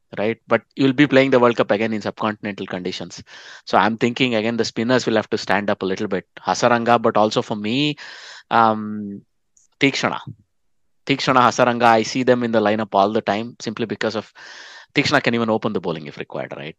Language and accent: English; India; moved away; I bring the Indian perspective as an Indian expat